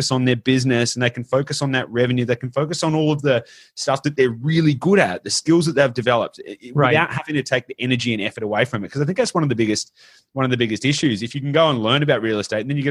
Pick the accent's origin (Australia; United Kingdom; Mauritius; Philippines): Australia; I'm obviously Australian